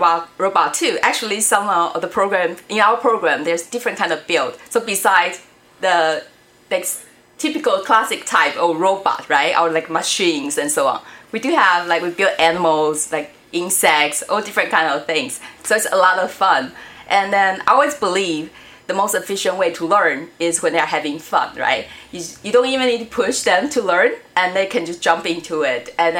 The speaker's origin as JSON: {"language": "English", "town": "Niagara", "region": "Ontario", "country": "Canada", "tie": "born or raised there", "said": "Like for me, Niagara is my hometown in Canada"}